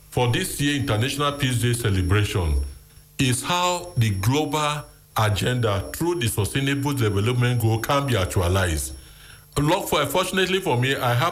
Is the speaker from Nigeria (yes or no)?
yes; Lagos, Nigeria; I was born in Dodan Barrack. And I live in the barrack